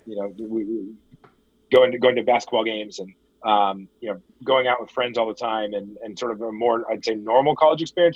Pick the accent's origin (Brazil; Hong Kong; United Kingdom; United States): United States; Denver, Colorado; I grew up uh, in in Denver, Colorado